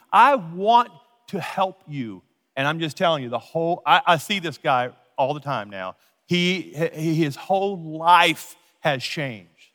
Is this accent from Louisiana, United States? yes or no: yes; Louisiana, United States; now in Colorado, United States; I'm from Louisiana.